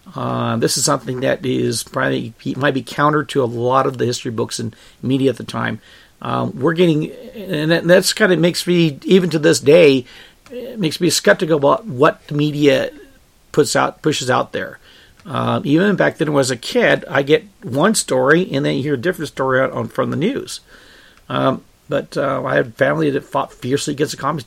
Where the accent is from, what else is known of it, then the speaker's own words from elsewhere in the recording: United States; I was born here in the United States